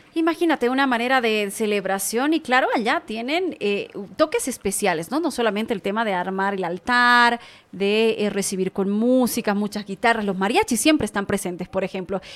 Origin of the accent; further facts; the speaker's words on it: Tarija, Bolivia; Yo que vengo de Tarija